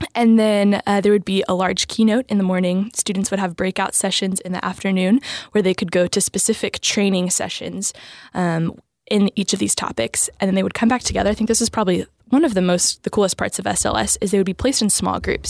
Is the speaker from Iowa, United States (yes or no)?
no; New Braunfels, Texas, United States; I am from Texas, I'm Texas native. Um, I grew up in New Braunfels